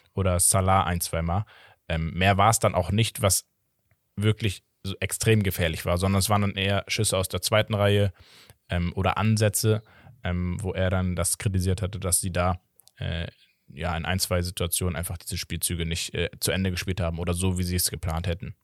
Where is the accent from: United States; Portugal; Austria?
Portugal; ich als Portugiese